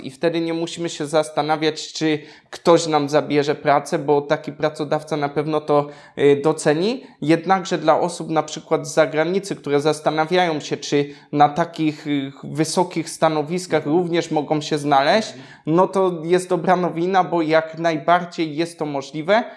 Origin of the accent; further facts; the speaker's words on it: Poland; accent: Polish; mój niemiecki nie jest idealny, bo zawsze będzie słysa-, słyszał choćby ten polski akcent